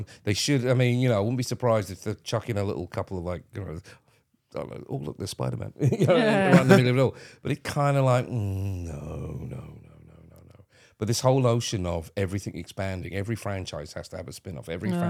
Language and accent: English; St Albans, East of England, United Kingdom; from my hometown, by the way, folks. St. Albans, represent.